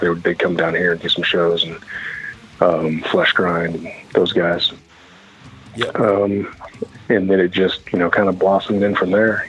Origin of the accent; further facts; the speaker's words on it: Champaign, Illinois, United States; I'm basically Champaign, Illinois, which is right smack dab, kind of in the central east um, of the state.